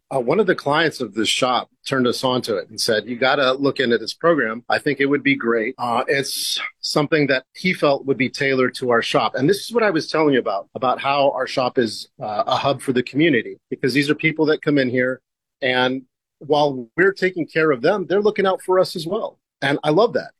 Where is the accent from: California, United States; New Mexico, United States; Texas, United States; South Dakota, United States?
California, United States; moved away as an adult; now in Portland, United States; I'm from California, so I know that uh, I'm one of those California transplants